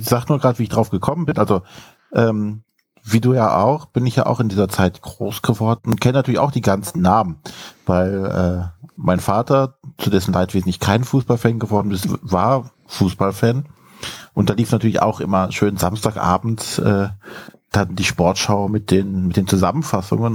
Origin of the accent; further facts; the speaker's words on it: Brühl, Germany; aus dem kleinen Städtchen, wo ich herkomme, gebürtig